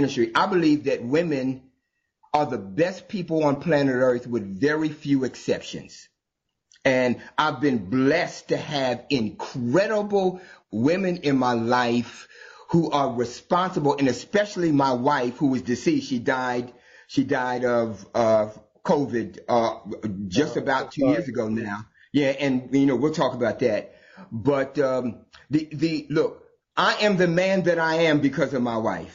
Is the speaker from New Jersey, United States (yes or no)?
yes; New Jersey, United States; I'm from New Jersey, born and raised.